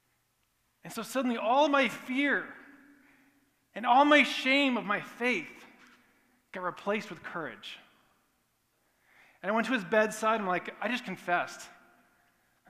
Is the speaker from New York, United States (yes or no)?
no; Portland, Oregon, United States; now in California, United States; I grew up in Portland, Oregon, on a 26-acre farm